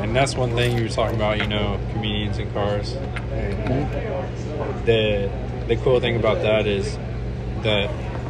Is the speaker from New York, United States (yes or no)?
no; Elmore City, Oklahoma, United States; growing up in Elmore, which is weird because it's a little white town.